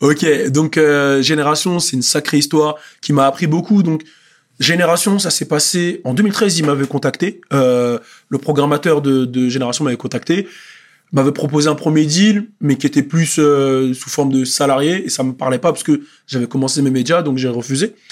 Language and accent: French; Montfermeil, Île-de-France, France; nous, souvent à Montfermeil